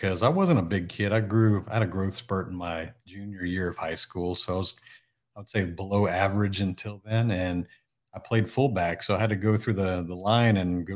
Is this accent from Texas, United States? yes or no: yes; Houston, Texas, United States; also born or lived in Japan; I'm actually originally from the Houston area. I still live in the Houston area. I was actually born in Japan.